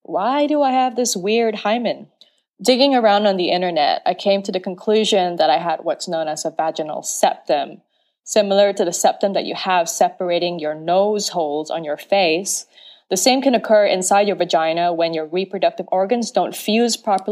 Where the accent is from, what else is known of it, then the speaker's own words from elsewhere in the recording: Penang Island, Malaysia; I am Malaysian, born and raised on Penang Island